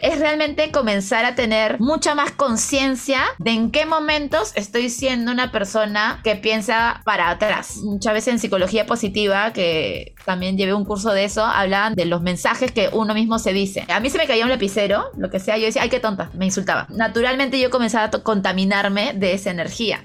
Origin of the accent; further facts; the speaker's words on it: Peru; now in Mexico; yo no soy de la sierra, pero sí le tengo mucho amor a mi patria. Y es más, soy la peruana que no parece peruana